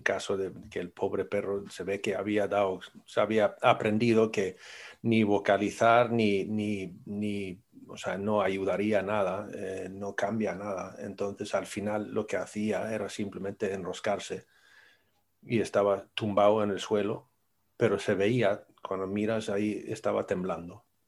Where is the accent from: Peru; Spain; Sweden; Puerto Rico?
Sweden; yo soy sueco